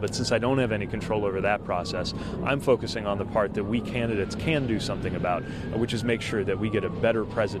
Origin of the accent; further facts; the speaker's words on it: Indiana, United States; I come from Indiana.